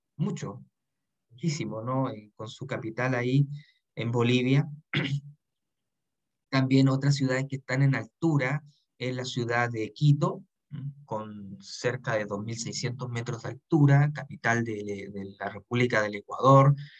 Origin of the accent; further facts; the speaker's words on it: Chile; nuestro país